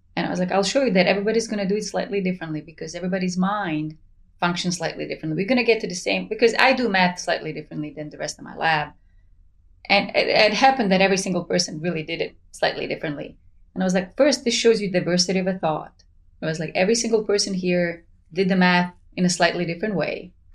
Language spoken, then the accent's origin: English; Sarajevo, Federation of Bosnia and Herzegovina, Bosnia & Herzegovina; moved away as an adult; now in United States; I'm originally from Sarajevo, so we lived under the siege for four years.